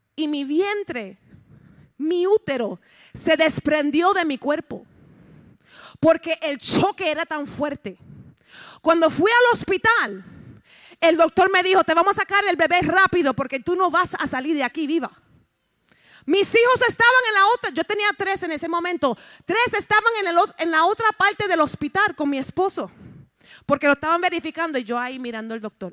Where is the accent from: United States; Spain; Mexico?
United States; also born or lived in Puerto Rico / Chicago, Illinois; Yo soy puertorriqueña, nacida en los Estados Unidos, el lenguaje mío es medio interesante